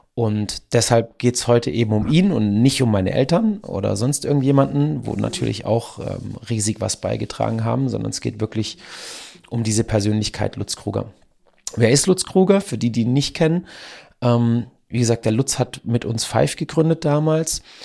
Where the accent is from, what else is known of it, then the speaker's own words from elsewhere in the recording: Donaueschingen, Baden-Württemberg, Germany; hier bei uns in Donaueschingen